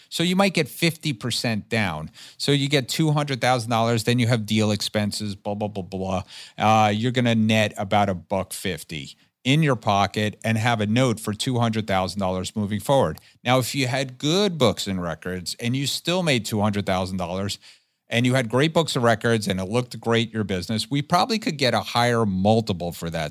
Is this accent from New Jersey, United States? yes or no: yes; New Jersey, United States; my home state of New Jersey